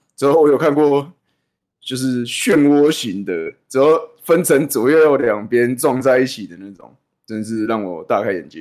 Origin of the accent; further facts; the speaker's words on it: Taiwan; 我们台湾本人在地人